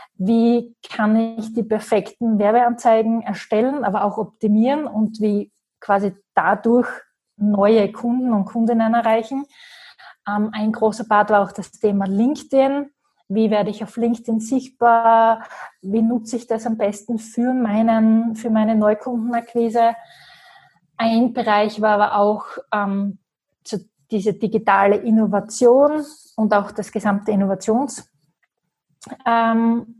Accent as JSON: {"language": "German", "town": "Graz", "region": "Styria", "country": "Austria", "said": "ich komme aus Graz"}